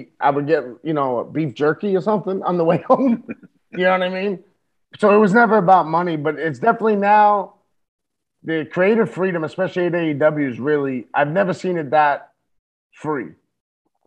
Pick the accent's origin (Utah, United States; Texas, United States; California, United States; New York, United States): New York, United States; New York City; I'm an Irish Puerto Rican Catholic from the Bronx